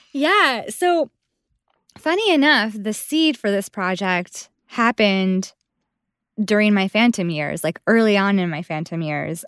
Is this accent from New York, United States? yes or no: yes; Buffalo, New York, United States; moved away; I'm originally from Buffalo